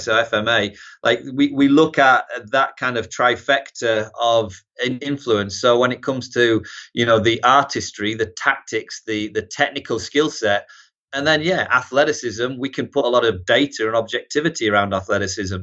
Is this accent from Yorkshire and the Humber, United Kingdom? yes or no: yes; Harrogate, Yorkshire and the Humber, United Kingdom; moved away as an adult; also born or lived in Newcastle upon Tyne, England; now in United States; originally North Yorkshire, yeah, Harrogate, Knaresborough region, and then, uh, moved to Newcastle for college, and, uh, I kinda call Newcastle home now